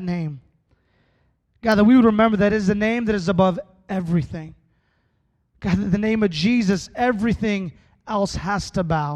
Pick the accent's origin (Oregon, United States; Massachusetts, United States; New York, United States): Oregon, United States; also born or lived in Yakima, Washington / Texas; I'd lived in Oregon my entire life. I was born in Yakima, Washington.